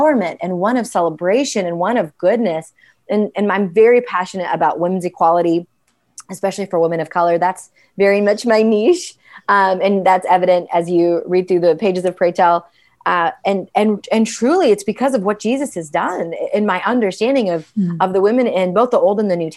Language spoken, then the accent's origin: English; United States; also born or lived in India / London; I didn't feel like an Indian in America